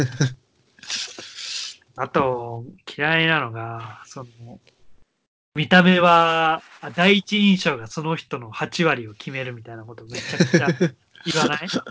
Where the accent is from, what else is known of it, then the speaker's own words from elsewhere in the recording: Tokyo, Japan; 東京、東京生まれで